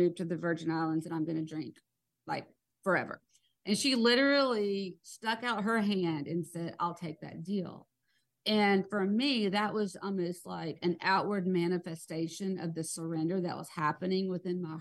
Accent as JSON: {"language": "English", "region": "South Georgia", "country": "United States", "tie": "born or raised there", "said": "I'm from South Georgia, and, you know, you don't air your dirty laundry. That was like, you know, what we all grew up"}